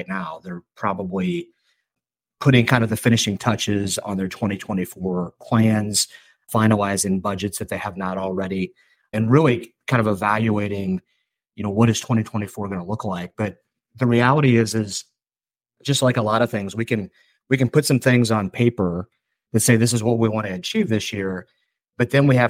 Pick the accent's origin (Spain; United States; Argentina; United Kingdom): United States; St. Louis, Missouri; I'm from St. Louis and we're a baseball town